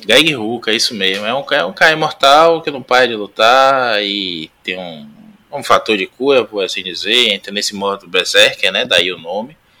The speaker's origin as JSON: {"language": "Portuguese", "town": "Salvador", "region": "Bahia", "country": "Brazil", "tie": "born or raised there", "moved": "yes", "said": "estou voltando à minha terra"}